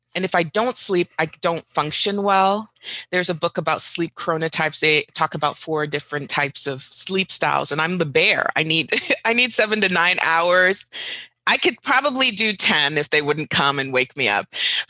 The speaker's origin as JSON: {"language": "English", "region": "Dubai", "country": "United Arab Emirates", "tie": "born or raised there", "also_born_or_lived": "Doha, Qatar / Riyadh, Saudi Arabia", "said": "Fun fact, Jim, I grew up in the Middle East. So I grew up in Dubai and in Doha, Qatar, Riyadh, Saudi Arabia."}